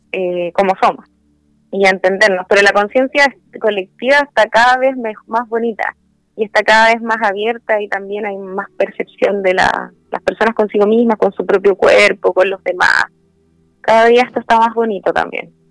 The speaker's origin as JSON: {"language": "Spanish", "town": "Santiago", "region": "Santiago Metropolitan", "country": "Chile", "tie": "born there", "lives_now": "Viña del Mar, Chile", "said": "Eh, nací en Santiago, pero he vivido en otras ciudades, pero llevo la mayor parte del tiempo aquí."}